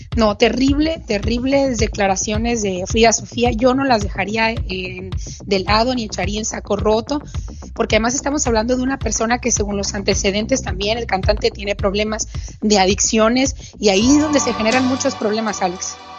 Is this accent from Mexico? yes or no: yes; Mexico; en mi país